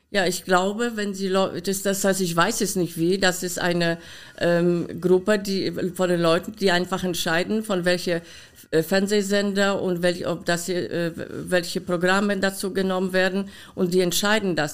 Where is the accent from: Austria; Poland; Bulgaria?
Poland; German is a second language; now in Germany; meinen Akzent kann ich nicht loswerden, leider. Ich bin in Polen geboren